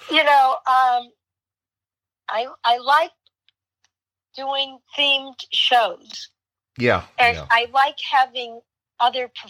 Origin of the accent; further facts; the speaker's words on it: Miami, Florida, United States; born there; Um, coincidentally, I was born in Miami, Florida.